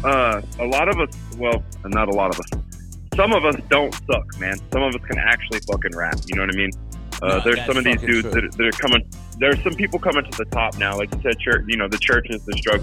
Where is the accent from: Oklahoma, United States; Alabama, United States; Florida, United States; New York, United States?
Oklahoma, United States; Lawton; I'm from Lawton, Oklahoma, which is about an hour south of Oklahoma City